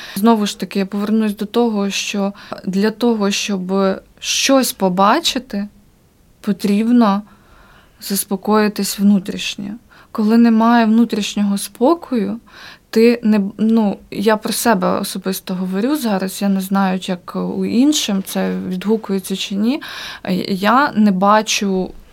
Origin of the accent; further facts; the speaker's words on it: Ukraine; moved away as an adult; also born or lived in Kyiv; now in Riga, Latvia; ми українці, ми дуже сильна нація